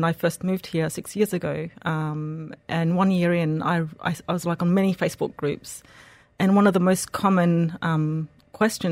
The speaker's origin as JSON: {"language": "English", "country": "Australia", "tie": "born or raised there", "also_born_or_lived": "Egypt / France / United Kingdom / Switzerland", "moved": "as an adult", "lives_now": "Dubai, United Arab Emirates", "said": "I was born and raised in Australia, moved to Egypt, got married there"}